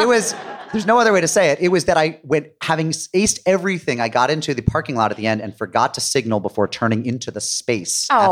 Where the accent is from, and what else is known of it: Chicopee, Massachusetts, United States